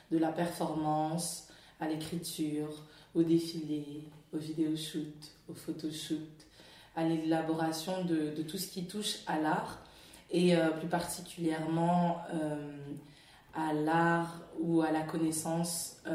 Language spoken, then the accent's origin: French; France; moved away as an adult; now in London, United Kingdom; je dis que je suis congolaise, mais je suis née, j'ai grandi en France.